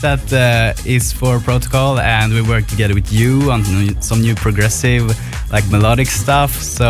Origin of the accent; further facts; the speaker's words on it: Stockholm, Stockholm County, Sweden; We're from Sweden, Stockholm.